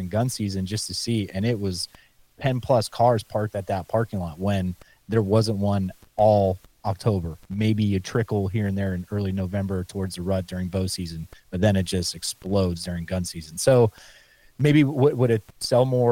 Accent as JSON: {"language": "English", "region": "Pennsylvania", "country": "United States", "said": "my home state here in PA"}